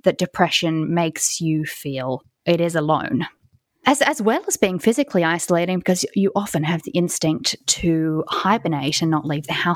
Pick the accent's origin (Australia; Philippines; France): Australia; Sydney, New South Wales; moved away as an adult; now in London, United Kingdom; I was born and raised and spent the first 27 years of my life in Sydney, Australia